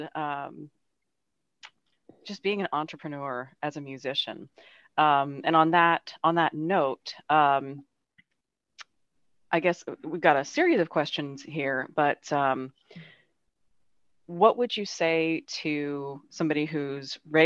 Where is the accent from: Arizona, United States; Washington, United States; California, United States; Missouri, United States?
Arizona, United States; now in Florida, United States; I'm from Arizona, living in Florida